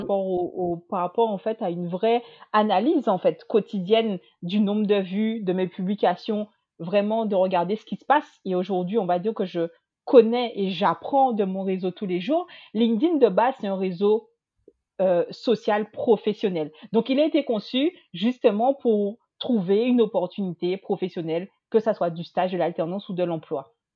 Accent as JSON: {"language": "French", "country": "Guadeloupe", "tie": "born or raised there", "also_born_or_lived": "mainland France", "moved": "as an adult", "lives_now": "France", "said": "je suis originaire de la Guadeloupe, j'ai 34 ans et j'ai quitté ma petite île pour venir faire mes études en France hexagonale"}